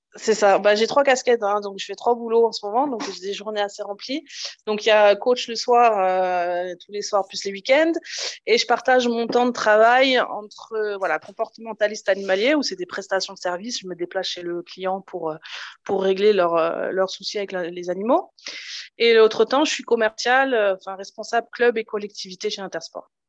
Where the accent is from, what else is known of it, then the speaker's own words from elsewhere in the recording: Alsace, Grand Est, France; Je coach une, équipe de seniors filles en National 2 chez moi en Alsace